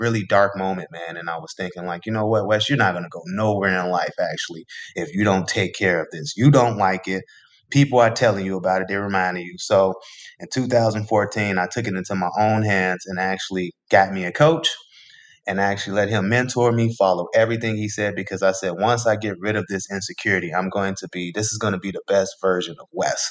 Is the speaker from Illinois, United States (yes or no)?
yes; Chicago, Illinois, United States; I'm born and raised in Chicago, south side of Chicago